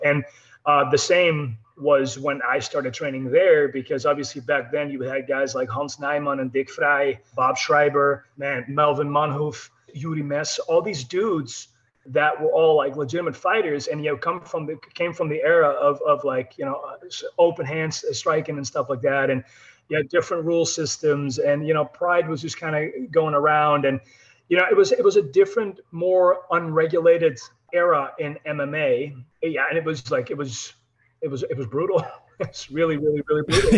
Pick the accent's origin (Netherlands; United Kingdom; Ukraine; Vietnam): Netherlands; I'm European, I'm from the Netherlands